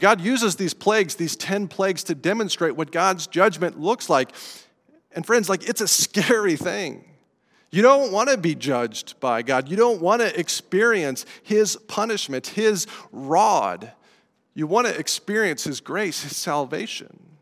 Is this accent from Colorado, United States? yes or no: yes; Colorado, United States; moved away; I grew up in Colorado